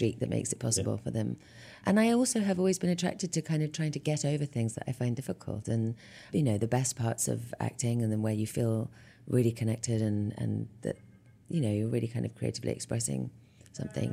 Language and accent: English; London, United Kingdom; moved away as an adult; I was born in London and raised in West London